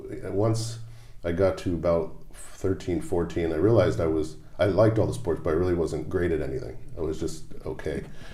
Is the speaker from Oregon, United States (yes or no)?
no; New Jersey, United States; moved away; South Jersey, over the bridge from Philadelphia, so it's more of a Philadelphia suburb.